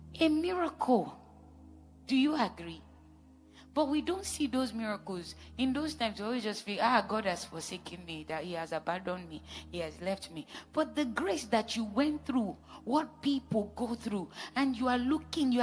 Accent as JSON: {"language": "English", "region": "Edo", "country": "Nigeria", "said": "I'm from Edo State"}